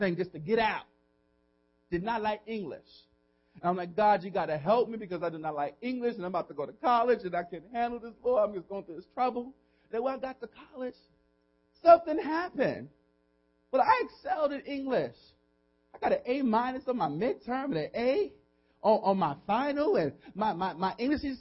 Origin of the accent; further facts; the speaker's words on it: New York City, New York, United States; moved away as an adult; now in Hackensack, United States; I'm really from New York City, from the Boogie Down Bronx